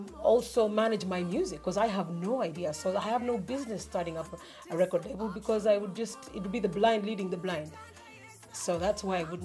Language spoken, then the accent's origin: English; Kenya; born there; I was born in Kenya.